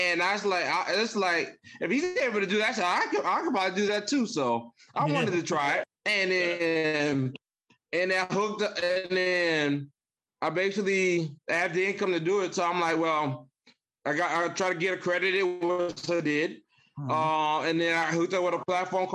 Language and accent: English; Michigan, United States; I was raised in Michigan, even though I'm not from Michigan originally, but I was raised in Michigan